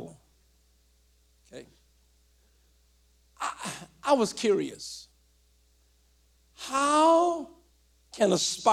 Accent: Louisiana, United States; When I was growing up in Louisiana

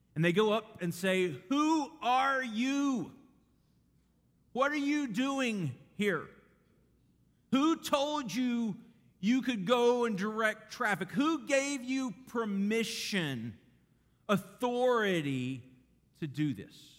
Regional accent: Garland, Texas, United States; I grew up in Garland, Texas, big city

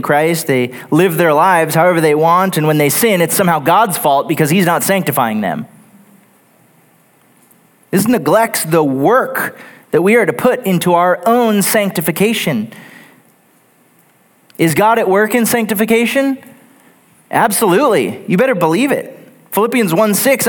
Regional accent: Texas, United States; Growing up in Texas, I worked several different manufacturing jobs in Houston right out of high school for a few years

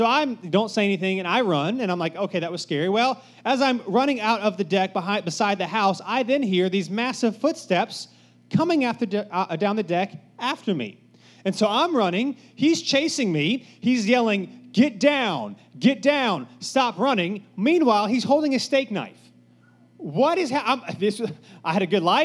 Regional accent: Cary, North Carolina, United States; I grew up in Cary, so just, you know, if you know anything about Cary, nothing bad ever happens in Cary

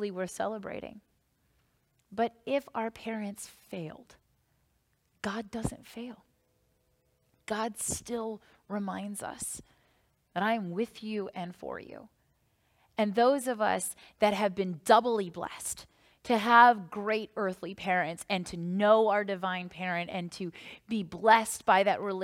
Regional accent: Northern Virginia, United States; when I was growing up in Northern Virginia

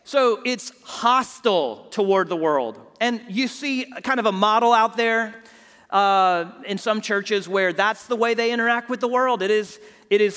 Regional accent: Houston, Texas, United States; my hometown of Houston

